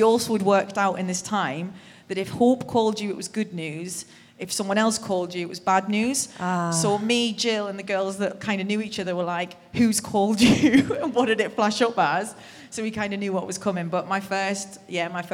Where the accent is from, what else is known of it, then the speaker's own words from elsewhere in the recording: Durham, North East England, United Kingdom; I'm from Durham